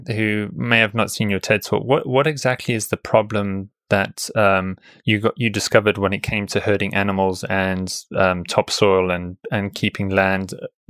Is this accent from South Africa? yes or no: yes; South Africa; I grew up in South Africa, and coming from Africa